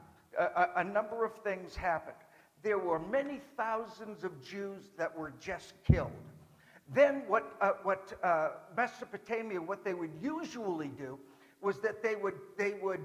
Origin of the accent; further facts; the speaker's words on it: Boston, Massachusetts, United States; an Irishman from Boston